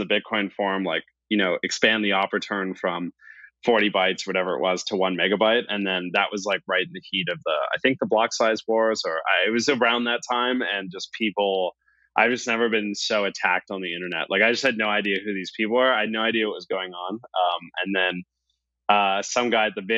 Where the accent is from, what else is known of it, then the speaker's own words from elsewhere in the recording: Canada; I'm Canadian